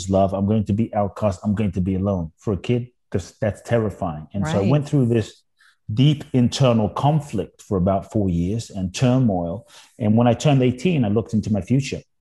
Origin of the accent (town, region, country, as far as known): London, United Kingdom; born or raised there; also born or lived in Ghana